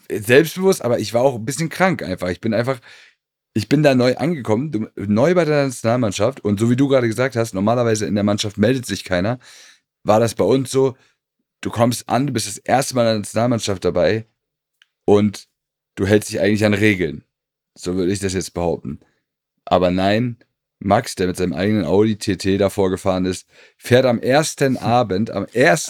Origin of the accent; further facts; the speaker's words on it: Hamburg, Germany; da ich ja aus Hamburg komme, beziehungsweise Stadtrand von Hamburg